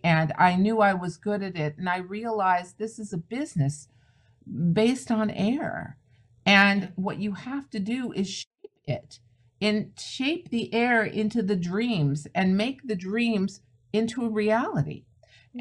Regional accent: the San Fernando Valley, California, United States; I'm a California girl. That's where I'm from the Valley, Deep Valley.

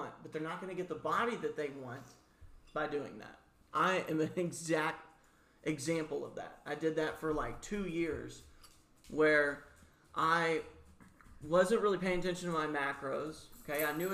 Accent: the South, United States; me as a Southerner I grew up around

